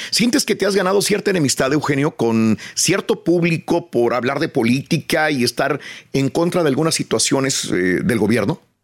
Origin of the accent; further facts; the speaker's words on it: Matamoros, Tamaulipas, Mexico; Soy nacido en Matamoros, estudié en la escuela eh, Josefina Menchaca hasta el sexto año